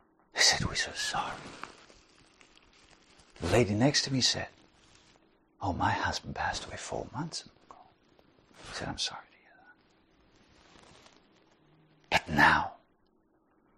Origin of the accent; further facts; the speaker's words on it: South Africa; I'm from South Africa